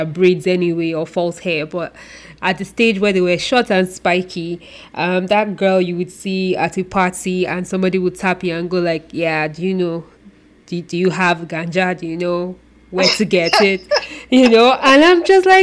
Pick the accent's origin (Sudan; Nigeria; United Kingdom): Nigeria; Yoruba-speaking part of Nigeria, southwestern Nigeria; where I'm from in Africa or Nigeria, I'm from the Yoruba speaking part of Nigeria